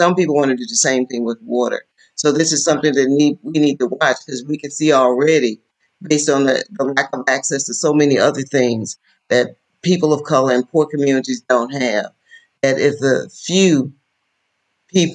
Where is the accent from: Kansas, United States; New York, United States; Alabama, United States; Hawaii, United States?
Alabama, United States; I'm from Wilcox County, Alabama. I grew up poor. We didn't have a television in our house until I was 10 years of age.